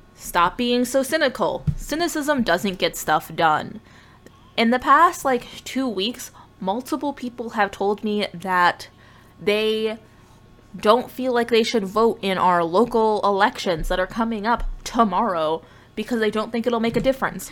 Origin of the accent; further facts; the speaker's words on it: United States; being American